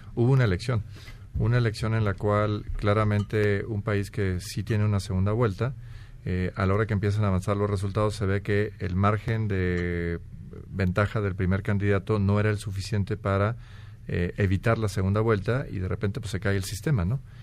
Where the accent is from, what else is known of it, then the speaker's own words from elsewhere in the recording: Mexico; A mí como mexicano